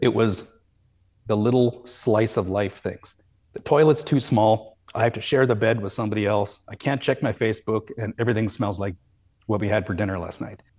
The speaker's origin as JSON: {"language": "English", "town": "Calgary", "region": "Alberta", "country": "Canada", "tie": "born or raised there", "said": "I grew up in Calgary"}